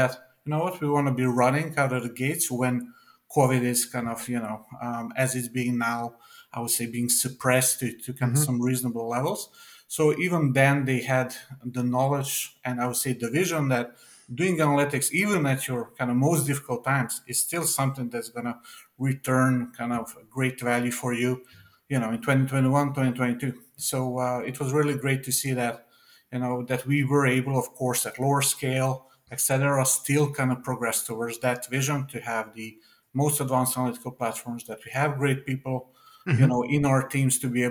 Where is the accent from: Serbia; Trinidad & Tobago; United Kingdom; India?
Serbia; moved away; my sort of home country where I'm from. I'm actually from Serbia